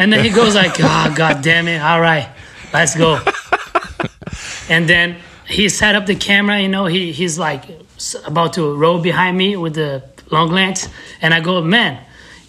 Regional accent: São José dos Campos, São Paulo, Brazil; moved away; also born or lived in Curitiba; I grew up in São José dos Campos, which is a city like 1 hour from São Paulo.

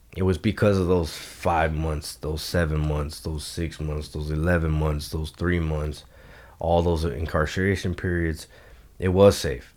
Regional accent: Los Angeles, California, United States; I grew up in Eagle Rock, California

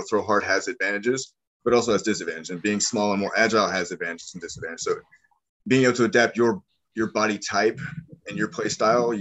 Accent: Missouri, United States; moved away as an adult; now in New Orleans, United States; I grew up in the Midwest. I grew up in Missouri

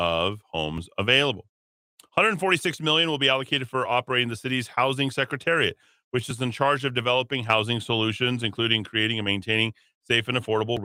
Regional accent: Albuquerque, New Mexico, United States; my hometown of Albuquerque

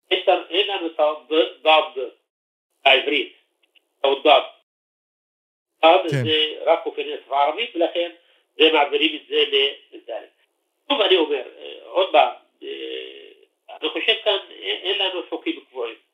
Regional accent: Triangle, Israel; accent: Triangle Arabic; זה המבטא של המשולש. אני במקרה מהמשולש, ואני משתמש בהגיעה הזו.

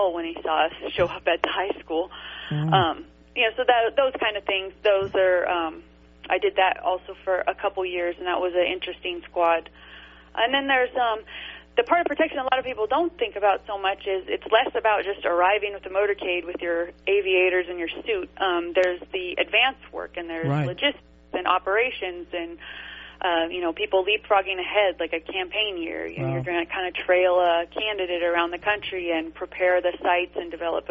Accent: High Desert, Southern California, United States; I grew up in Southern California in what's called the High Desert

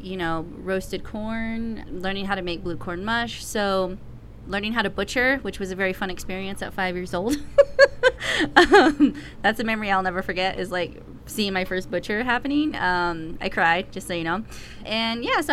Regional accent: United States; now in Albuquerque, United States; I am originally from the Navajo Nation, was born and raised there on my mother's land, and now reside here in occupied Tewa land, also known as Albuquerque, New Mexico.

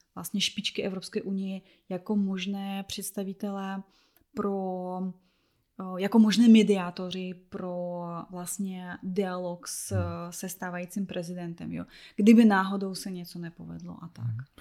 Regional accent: Belarus; Czech is a second language; moved away; jako vlastně Běloruska

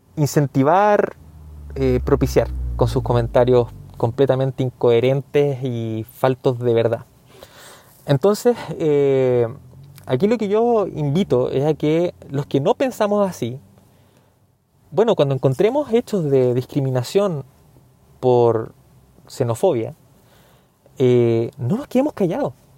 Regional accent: Chile; yo soy chileno.

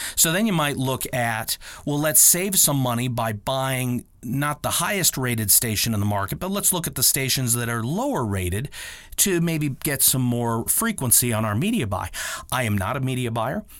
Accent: Akron, Ohio, United States; a homegrown, like, uh, I am here in Akron, Ohio

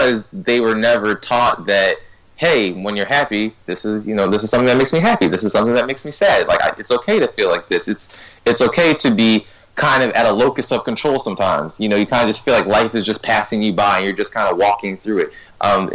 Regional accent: Ghana; I'm Ghanaian, and I said, in Ghana, we don't necessarily do that all the time.

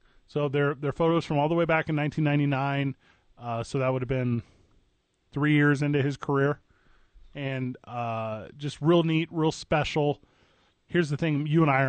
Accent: Midwest, United States; I grew up in the Midwest

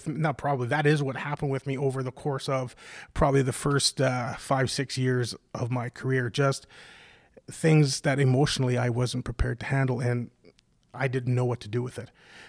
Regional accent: Ontario, Canada; I grew up in Northern Ontario with a loving family.

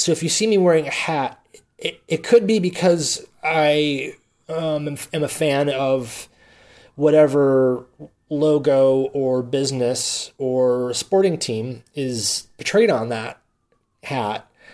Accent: Milwaukee, Wisconsin, United States; I'm a native of Milwaukee, Wisconsin, because I do not emphasize the L, the lone L in Milwaukee.

